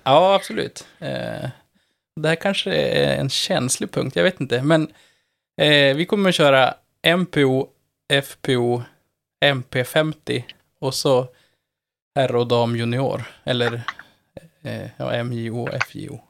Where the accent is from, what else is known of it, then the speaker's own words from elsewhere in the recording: Norrland, Sweden; Jag, du hör jag kommer ju, jag kommer ju från Norrland